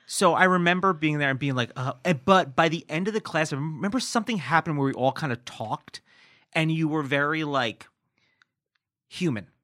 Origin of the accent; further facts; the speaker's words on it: Newburgh, New York, United States; also born or lived in New Jersey; Born in New Jersey, and at ten, I moved to, uh, New York, but I moved to Orange County, New York, near Poughkeepsie.